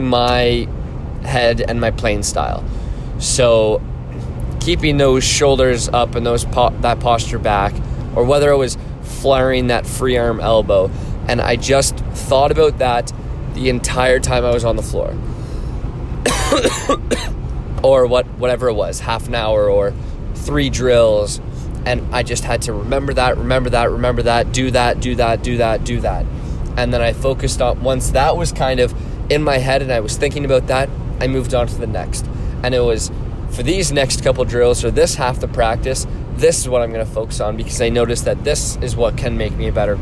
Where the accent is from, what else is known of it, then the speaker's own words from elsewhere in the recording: Orangeville, Ontario, Canada; my hometown, Orangeville